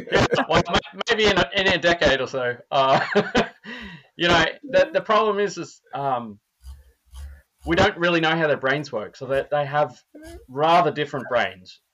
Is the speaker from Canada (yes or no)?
no; Australia; now in Minnesota, United States; I'm Australian.